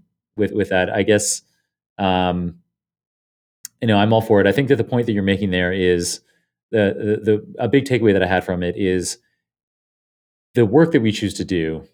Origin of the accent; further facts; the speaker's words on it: Canada; moved away as an adult; now in United States; I guess I'm allowed to vote in Canada.